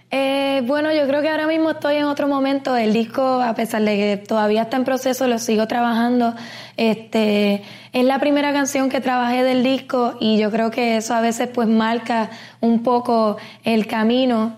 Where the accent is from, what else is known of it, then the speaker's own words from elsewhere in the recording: Puerto Rico; Puerto Rico como puertorriqueña